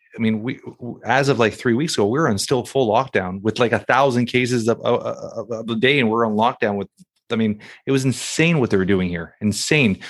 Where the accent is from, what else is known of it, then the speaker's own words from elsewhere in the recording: Canada; as a Canadian